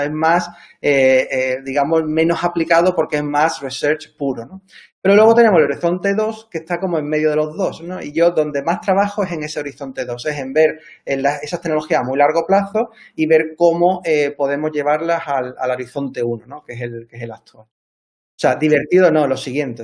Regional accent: Cádiz, Andalusia, Spain; moved away; also born or lived in Seville; yo soy de Cádiz, estudié en la Universidad de Sevilla

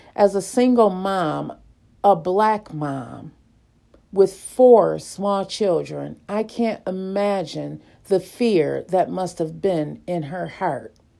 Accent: Lackawanna, New York, United States; growing up in the Dorothy Glover Projects in Lackawanna, New York

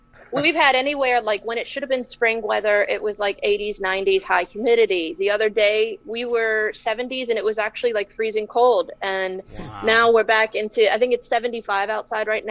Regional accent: Florida, United States; growing up in Florida

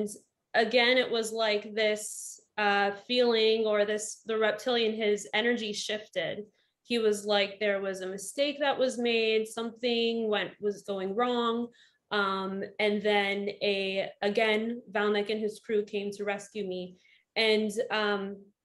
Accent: Northern Virginia, United States; moved away as an adult; also born or lived in Florida; I grew up in Northern Virginia, and I went to college in Florida, nursing

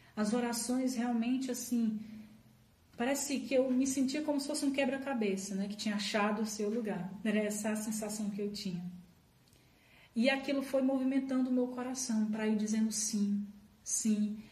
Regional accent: Ceará, Brazil; moved away as an adult; now in Brasília, Brazil; sou natural do Ceará, mas no ano de 2009 o Senhor me atraiu aqui para Brasília e hoje vivo aqui

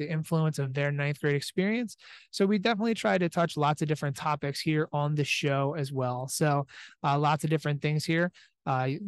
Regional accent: Allentown, Pennsylvania, United States; here from the Philadelphia Convention Center, about an hour south of Allentown. So in my hometown, so it's nice to be able to come back home

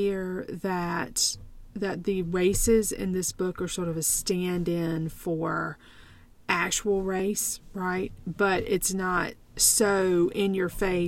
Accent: South Carolina, United States; I was born in South Carolina in the 70s. I went to elementary school with no air conditioning, and high school for that matter.

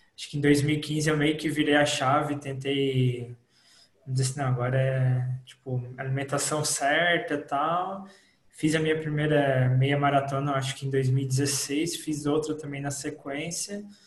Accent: Imbituba, Santa Catarina, Brazil; Eu como sou de Imbituba

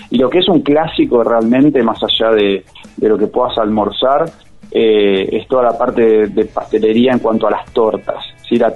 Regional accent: Buenos Aires, Argentina; now in Merlo, Argentina; yo soy de Buenos Aires, hace seis años que vivo acá

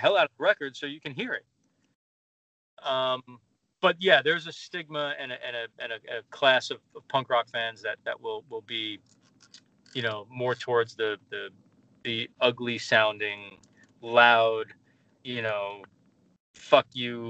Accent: New York City, New York, United States; I grew up in New York

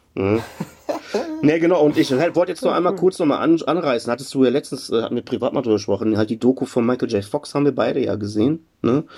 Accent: Germany; bei uns in Deutschland

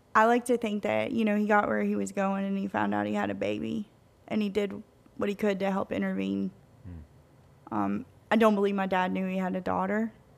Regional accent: Tennessee, United States; moved away as an adult; also born or lived in Louisiana; we're from Tennessee

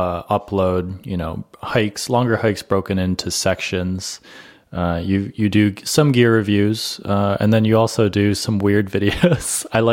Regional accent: Florida, United States; growing up in Florida, there aren't that many mountains down there.

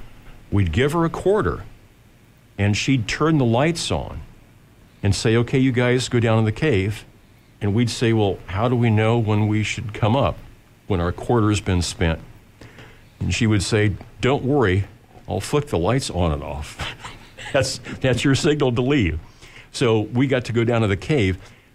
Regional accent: Lincoln, Nebraska, United States; I grew up here in South Lincoln

